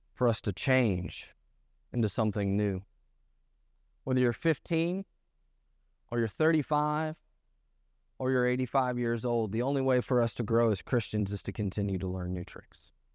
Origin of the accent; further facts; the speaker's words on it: the North, United States; moved away; I grew up in the North.